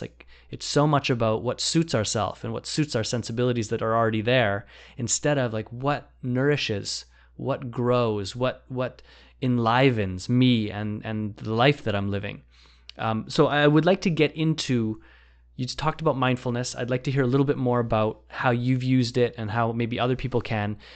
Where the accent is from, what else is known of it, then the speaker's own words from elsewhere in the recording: Vancouver, British Columbia, Canada; I grew up in Vancouver